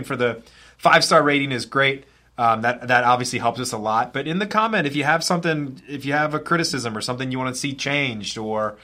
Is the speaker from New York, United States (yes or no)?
no; Westminster, Maryland, United States; when I was a young kid going to the training camps in Westminster, Maryland, in my hometown